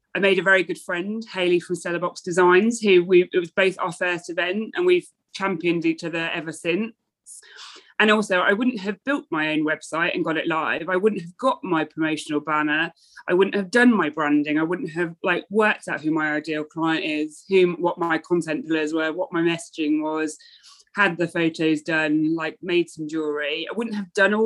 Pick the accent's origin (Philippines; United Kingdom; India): United Kingdom; near the Birmingham NEC, West Midlands; also born or lived in London; now in Norwich, United Kingdom; I grew up near the Birmingham NEC